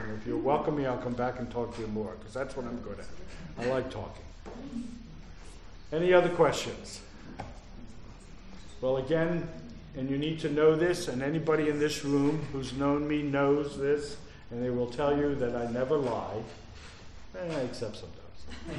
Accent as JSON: {"language": "English", "town": "Philadelphia", "region": "Pennsylvania", "country": "United States", "tie": "born there", "also_born_or_lived": "New Jersey", "said": "But I've been, in fact, I was born in Philadelphia."}